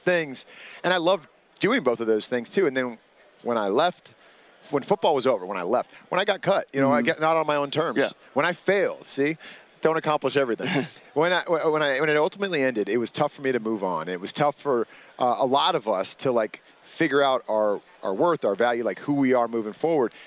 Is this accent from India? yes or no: no; Bay Area, California, United States; I grew up in the Bay Area